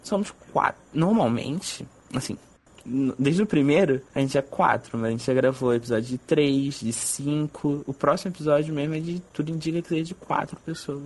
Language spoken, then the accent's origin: Portuguese; Rio de Janeiro, Brazil; accent: carioca; meu sotaque carioca